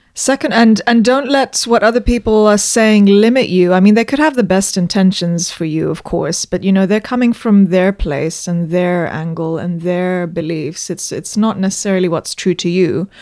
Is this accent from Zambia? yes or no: yes; Zambia; moved away as an adult; also born or lived in London, United Kingdom; I was born in Zambia and I grew up there. I went to school there.